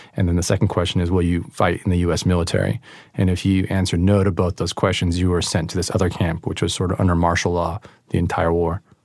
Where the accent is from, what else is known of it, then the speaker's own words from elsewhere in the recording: East Bay, Northern California, United States; also born or lived in Oakland; I'm from the East Bay, um, but I've lived all around the Bay Area, moved every couple of years